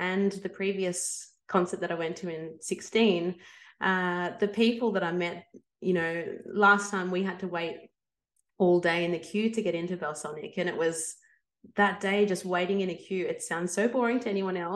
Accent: Melbourne, Victoria, Australia; I come from Melbourne, Australia

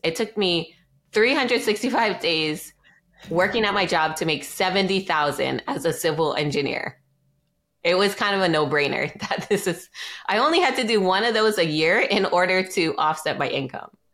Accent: Maui, Hawaii, United States; I was raised here on Maui in Hawaii

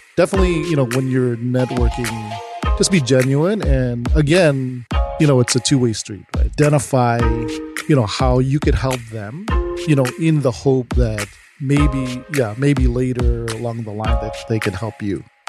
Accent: Chicago, Illinois, United States; also born or lived in Glendale Heights, Illinois; I was born in Chicago, Illinois.

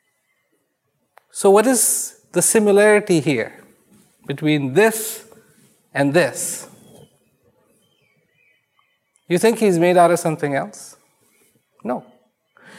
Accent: India; I was born in India

